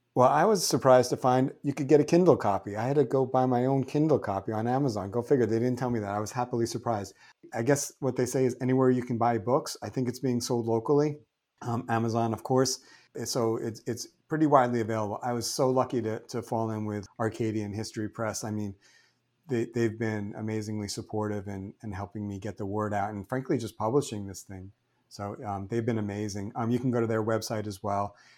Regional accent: New York City, New York, United States; moved away as an adult; also born or lived in Amherst / Northampton; I grew up in New York City, and I started, uh, there

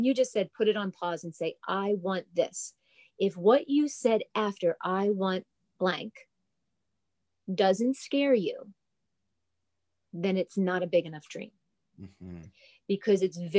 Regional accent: New Jersey, United States; I'm a girl from New Jersey. So an Italian girl from New Jersey.

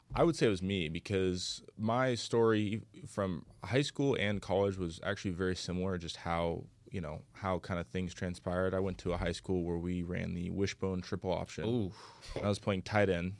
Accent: Bellevue, Washington, United States; moved away; also born or lived in San Jose; I grew up in Bellevue, Washington, which is about I don't know, 20 minutes, let's say, from Seattle.

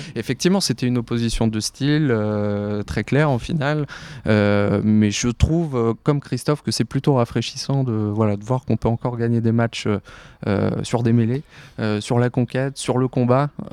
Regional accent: France; en tant que Français, en tant qu'Européen

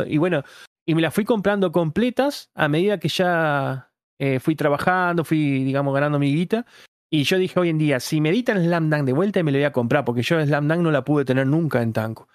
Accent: Paraná, Entre Ríos, Argentina; yo soy de Entre capital que es la de Paraná

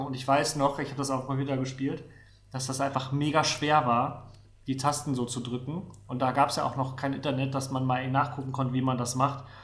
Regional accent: Rostock, Mecklenburg-Vorpommern, Germany; moved away; also born or lived in Neustrelitz; ich bin auch tatsächlich äh, die ersten sieben Jahre meines Lebens in Neustrelitz gewohnt, das ist äh, in der Mitte von Mecklenburg, vorpommern und bin dann äh, an die Ostsee gezogen, nach Rostock

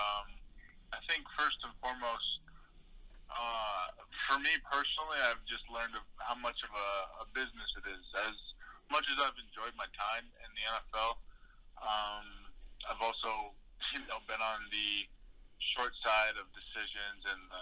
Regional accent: Midwest, United States; I grew up in the Midwest

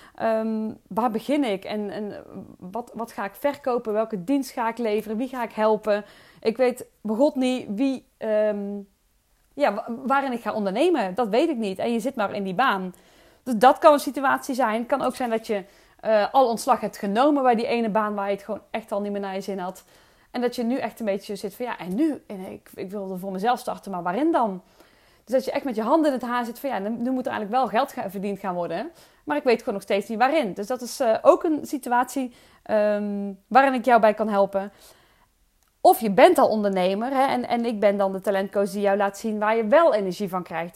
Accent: Oosterhout, North Brabant, Netherlands; accent: soft G; ik kom uit Oosterhout. Ik opereer onder geluk met de zachte G, drie keer waar dat ligt Oosterhout.

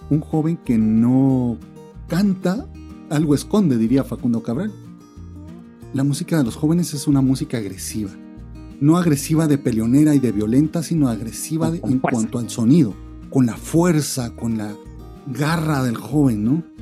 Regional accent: Venezuela; Soy scout venezolano.

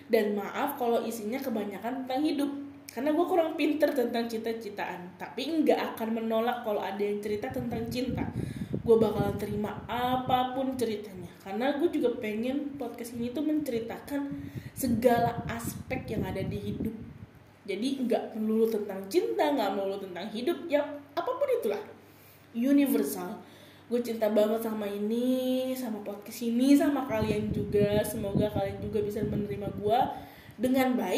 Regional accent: Bogor, West Java, Indonesia; setelah pulang dari Bogor setelah gue pulang kampung gue lebaran di Bogor kan

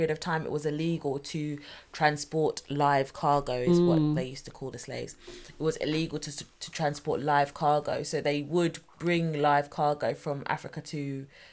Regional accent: United Kingdom; being in Britain? At least we know where our roots are

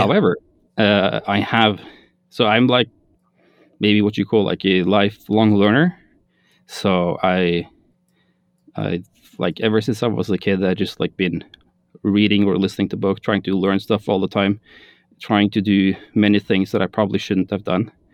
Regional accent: Norway; I am from Norway, which is in Scandinavia

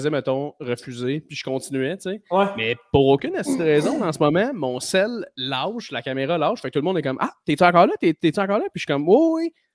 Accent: Blainville, Quebec, Canada; je viens de Blainville. Plus, euh, plus euh, précisément, Fontainebleau.

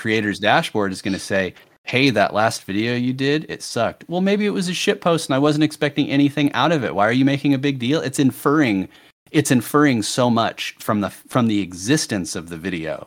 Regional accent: United States; speaking as an American

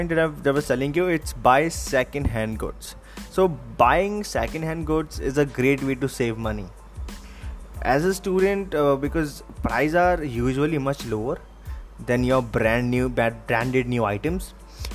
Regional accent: Delhi, India; I'm from Delhi

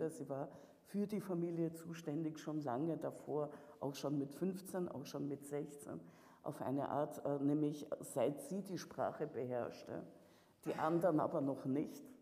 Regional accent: Russia; now in Vienna, Austria; dass meine Heimat in dem Sinne äh, sich in einen unguten Krieg gestürzt hat. Du meinst diese hier auch? Nein, ich meine schon Russland

